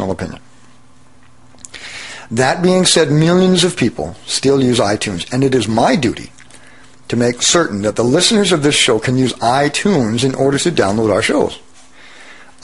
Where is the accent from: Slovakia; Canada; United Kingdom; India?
Canada; Abbotsford, British Columbia; my hometown of Abbotsford, British Columbia